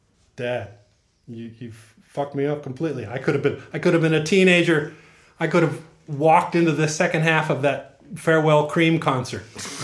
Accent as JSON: {"language": "English", "town": "Modesto", "region": "California", "country": "United States", "tie": "born there", "said": "I was born in Modesto."}